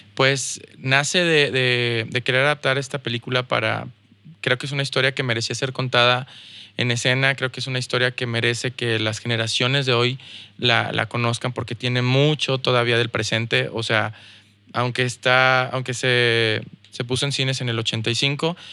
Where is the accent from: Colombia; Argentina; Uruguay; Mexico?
Mexico; also born or lived in United States; now in Saltillo, Mexico; como mexicano, como mexicano la tienes difícil en Estados Unidos